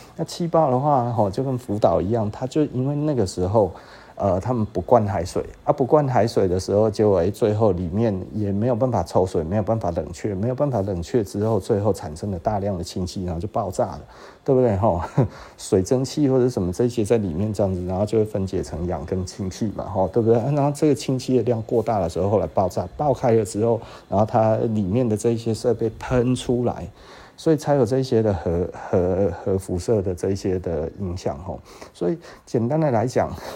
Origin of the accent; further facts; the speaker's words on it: Taiwan; 我们台湾人大部分是这样子